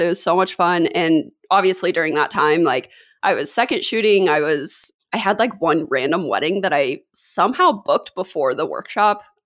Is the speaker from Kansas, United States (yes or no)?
yes; Kansas, United States; moved away as an adult; now in San Diego, United States; I grew up in Kansas